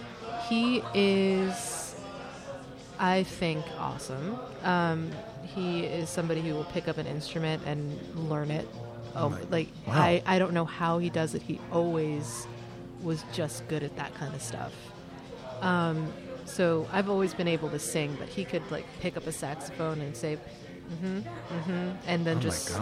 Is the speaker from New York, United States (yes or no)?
yes; New York City, New York, United States; I wish I could say because, I'm a New Yorker, I don't drive